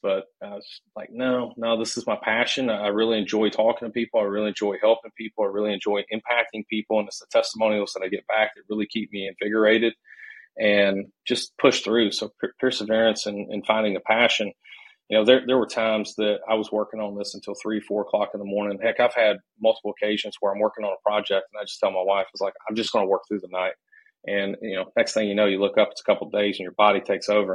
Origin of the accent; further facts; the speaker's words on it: Nashville, Tennessee, United States; moved away as an adult; also born or lived in Charlotte, North Carolina; I'm from originally from Nashville, Tennessee